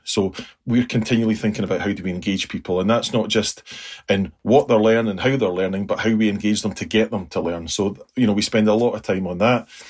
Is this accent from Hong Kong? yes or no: no; United Kingdom; us being very British